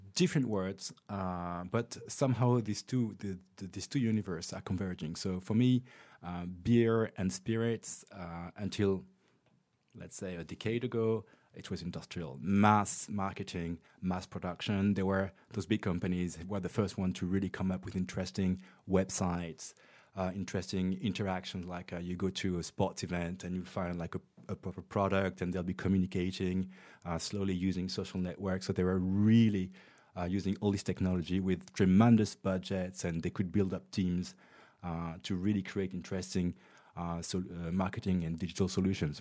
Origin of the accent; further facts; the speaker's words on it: France; also born or lived in Montreal, Canada; I was born in Montreal, Canada. Uh, I was raised and educated in France